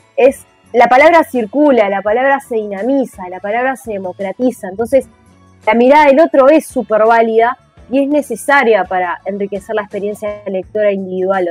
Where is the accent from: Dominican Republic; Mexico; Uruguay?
Uruguay; Montevideo; Yo soy de La Teja, hermoso barrio de La Teja, entonces teníamos la biblioteca del centro comunal